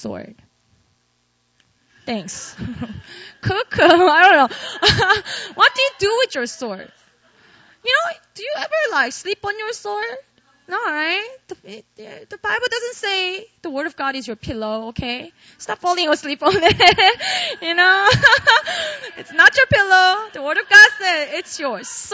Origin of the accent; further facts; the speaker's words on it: Busan, South Korea; moved away as an adult; also born or lived in Seoul, South Korea / Philadelphia, United States; I grew up in a city called Busan in the south